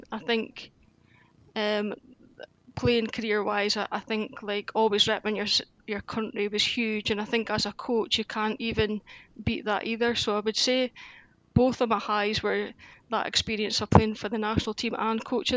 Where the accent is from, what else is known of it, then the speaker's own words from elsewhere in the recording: Aberdeen, Scotland, United Kingdom; I'm born and bred in Aberdeen. Yeah, so I've always lived in Aberdeen.